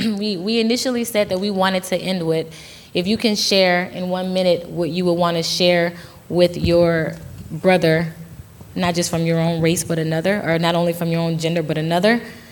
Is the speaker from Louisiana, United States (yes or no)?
yes; New Orleans, Louisiana, United States; I'm from New Orleans